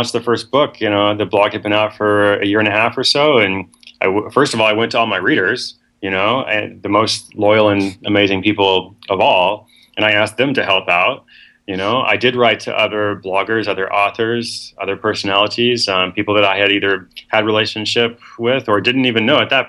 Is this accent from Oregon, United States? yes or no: yes; Portland, Oregon, United States; also born or lived in West Africa / Seattle; I am from Portland, Oregon. That's my hometown. I'm here at least half the time